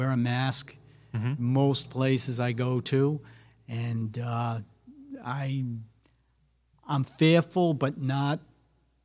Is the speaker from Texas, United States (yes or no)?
no; Rhode Island, United States; also born or lived in Brooklyn, New York; I grew up in Rhode Island. I'm originally from Brooklyn, New York.